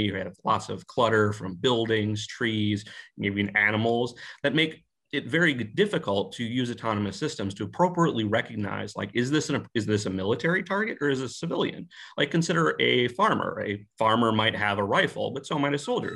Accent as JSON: {"language": "English", "country": "United States", "said": "being an American"}